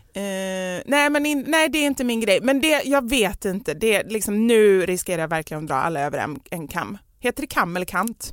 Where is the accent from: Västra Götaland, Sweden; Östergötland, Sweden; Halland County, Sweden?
Västra Götaland, Sweden; Gothenburg; Jag är göteborgare